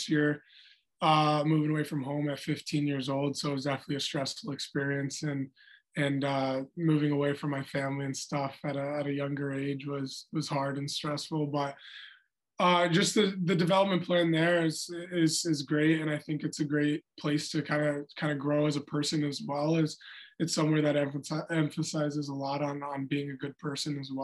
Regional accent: Anchorage, Alaska, United States; moved away; also born or lived in Omaha; I went back up to Alaska, Anchorage, my hometown.

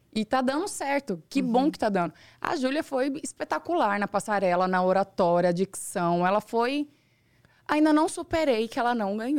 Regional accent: Rondonópolis, Mato Grosso, Brazil; moved away as an adult; now in São Paulo, Brazil; Eu sou criada, nasci e fui criada no, em Rondonópolis, uma cidade pequena

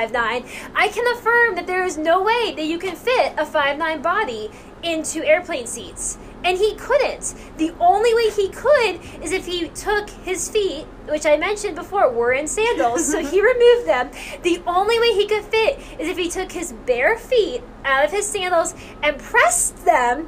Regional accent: United States; we as Americans really value personal space

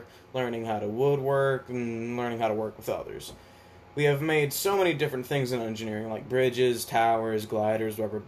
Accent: Atlanta, Georgia, United States; I was born in Atlanta, Georgia

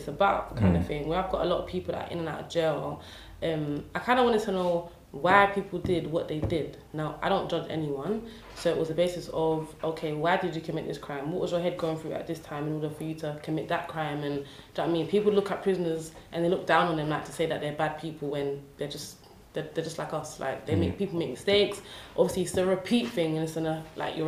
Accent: London, United Kingdom; I'm originally from Newham. I grew up in Beckton

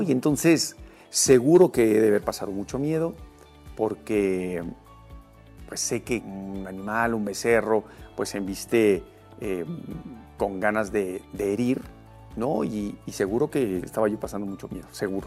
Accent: Mexico City, Mexico; also born or lived in Emiliano Zapata, Tlaxcala; tuvieron que regresar a la Ciudad de México y mi niñez, eh, la viví yo en la Ceremex

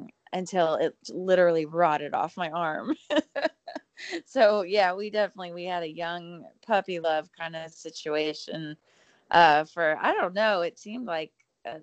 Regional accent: South Texas, United States; I was from South Texas

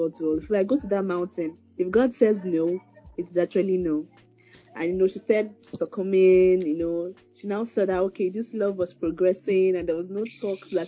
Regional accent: Igbo, South East Nigeria, Nigeria; I'm an Igbo lady, and from the east

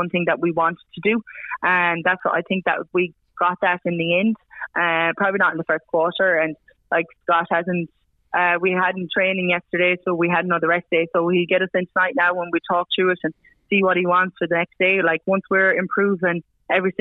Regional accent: Ireland; moved away as an adult; now in Australia; being an Irish girl

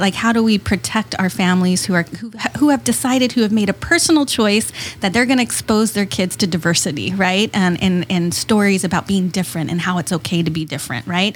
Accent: East County, San Diego, California, United States; now in Chula Vista, United States; I grew up in East County

